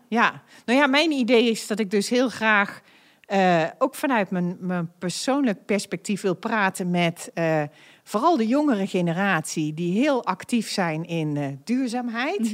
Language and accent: Dutch; North Brabant, Netherlands; now in The Hague, Netherlands; Ik ben een echte Brabantse